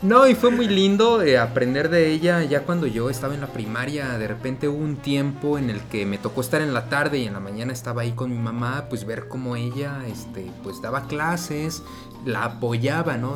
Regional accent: Mexico City, Mexico; la casa donde yo nací, en la colonia Zona Escolar, al norte de la Ciudad de México

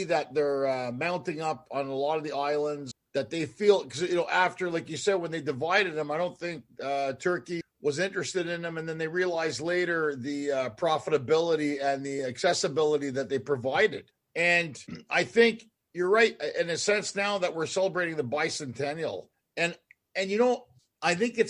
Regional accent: Montreal, Quebec, Canada; now in United States; Canada, Montreal

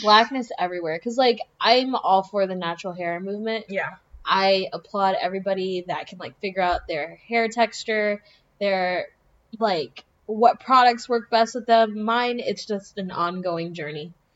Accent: South Florida, United States; I grew up in South Florida

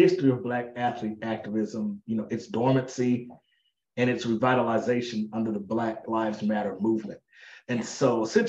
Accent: Pine Bluff, Arkansas, United States; I grew up in the rural South, Pine Bluff, Arkansas specifically

